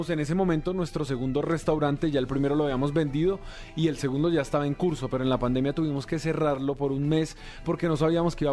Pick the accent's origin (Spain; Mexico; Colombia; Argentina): Colombia; yo soy de Colombia y Erwin de Venezuela